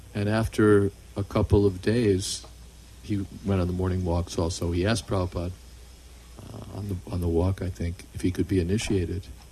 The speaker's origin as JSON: {"language": "English", "country": "United States", "tie": "born or raised there", "said": "I grew up in America"}